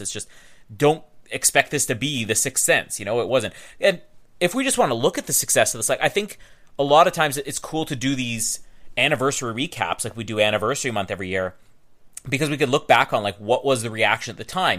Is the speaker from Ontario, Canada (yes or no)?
no; Winnipeg, Manitoba, Canada; I'm from Winnipeg